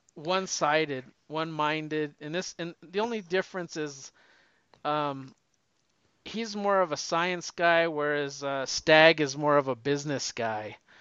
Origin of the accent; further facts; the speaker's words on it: the West, United States; I'm from the West